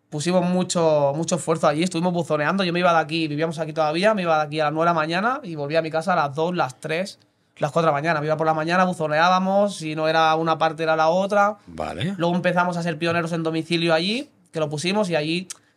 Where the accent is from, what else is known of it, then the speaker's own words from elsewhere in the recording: Mataró, Catalonia, Spain; also born or lived in Blanes; Sí, soy de aquí de toda la vida.